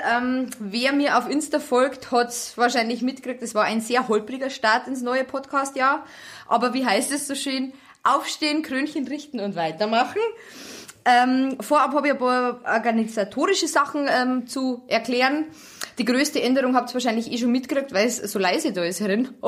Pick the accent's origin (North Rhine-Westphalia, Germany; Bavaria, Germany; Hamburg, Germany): Bavaria, Germany; Also ich bin Niederbayerin und ich kenne wirklich viele bayerische Wörter.